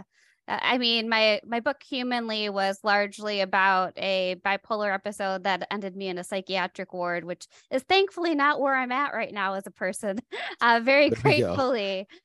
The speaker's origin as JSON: {"language": "English", "region": "Michigan", "country": "United States", "said": "Well, I'm a Michigander, but I've been living in the South for a while, so my accent's kind of all over the place."}